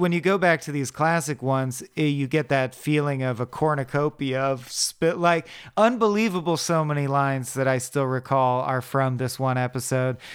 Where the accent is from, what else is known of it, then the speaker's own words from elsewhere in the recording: United States; I am an American